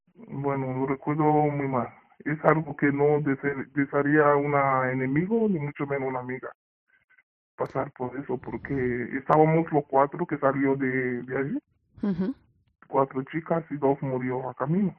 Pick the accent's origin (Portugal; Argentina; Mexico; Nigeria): Nigeria; Spanish is a second language; moved away as an adult; now in Spain; yo soy de africana y de África, de Nigeria